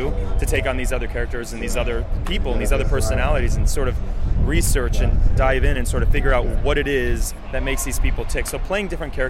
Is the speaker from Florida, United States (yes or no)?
no; Chicago, Illinois, United States; I grew up in Illinois, and then I moved to Chicago when I was like 10. Uh-huh. And then I lived around Chicago